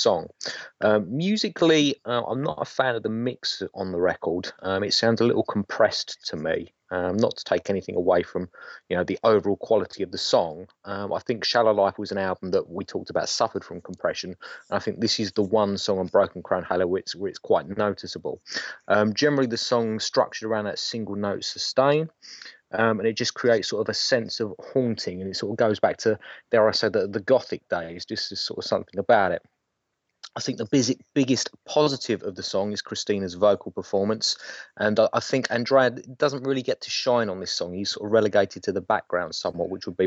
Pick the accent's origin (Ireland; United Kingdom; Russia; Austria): United Kingdom; England; we're quintessentially English